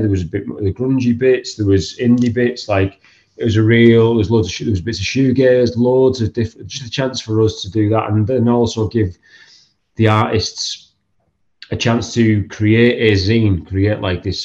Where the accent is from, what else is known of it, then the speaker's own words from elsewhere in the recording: Stockton-on-Tees, North East England, United Kingdom; growing up in Stockton.